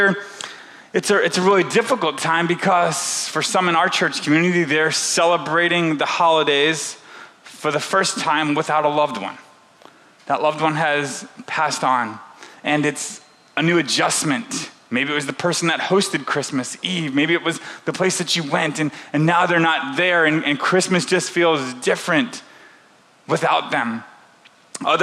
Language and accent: English; the South, United States; moved away; also born or lived in Central Illinois; I grew up in the South